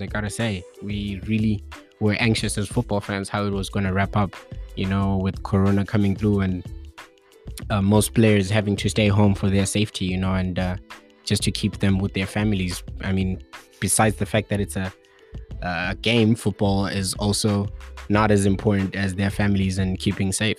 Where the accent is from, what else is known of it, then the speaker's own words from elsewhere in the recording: Bulawayo, Zimbabwe; I hail from Bulawayo